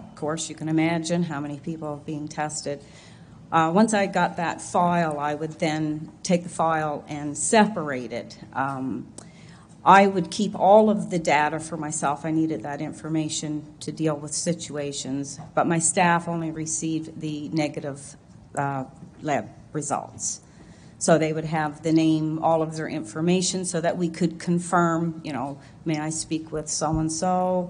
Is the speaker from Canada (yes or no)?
yes; Oxford, Nova Scotia, Canada; I'm from Oxford, here in Nova Scotia